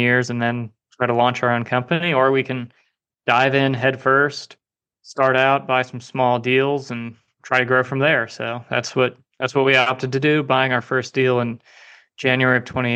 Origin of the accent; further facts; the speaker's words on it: Southeast, United States; I'm originally from the Southeast.